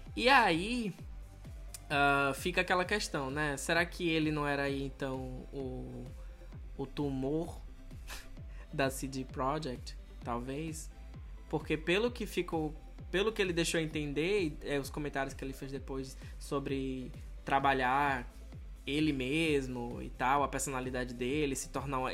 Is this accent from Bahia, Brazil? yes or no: yes; Salvador, Bahia, Brazil; moved away; de onde eu venho, em Salvador